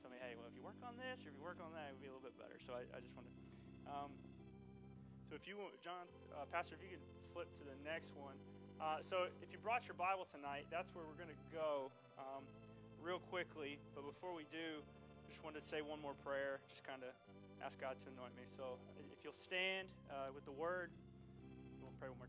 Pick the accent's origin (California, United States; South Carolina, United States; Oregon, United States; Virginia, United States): South Carolina, United States; Ridgeville; We grew up together in Ridgeville